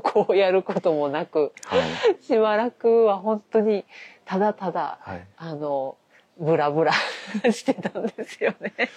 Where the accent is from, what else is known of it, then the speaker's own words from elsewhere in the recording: Kyoto, Japan; 京都生まれ、京都育ち